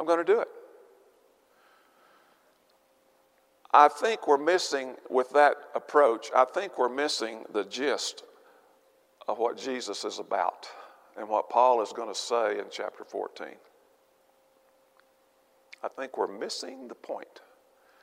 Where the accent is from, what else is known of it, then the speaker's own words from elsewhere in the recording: Arkansas, United States; I'm from Arkansas.